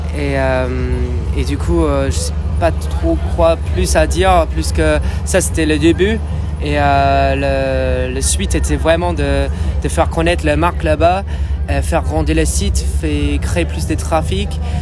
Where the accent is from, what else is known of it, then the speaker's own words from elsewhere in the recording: Dublin, Leinster, Ireland; accent: British; French is a second language; moved away; je viens d'Irlande à la base, de Dublin